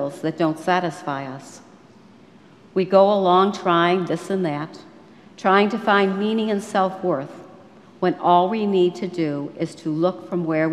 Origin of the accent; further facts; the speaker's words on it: Western New York, United States; I grew up in Western New York